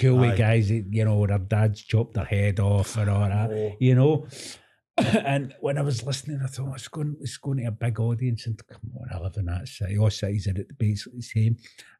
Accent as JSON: {"language": "English", "town": "Glasgow", "region": "Scotland", "country": "United Kingdom", "tie": "born or raised there"}